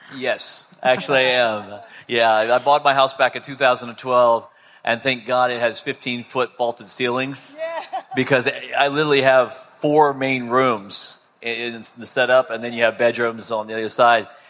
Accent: Melbourne, Florida, United States; I'm from Melbourne, Florida.

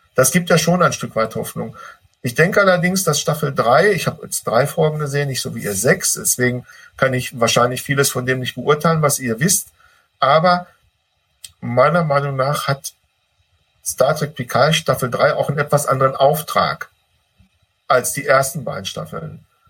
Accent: Ruhr area, North Rhine-Westphalia, Germany; bei uns im Ruhrpott

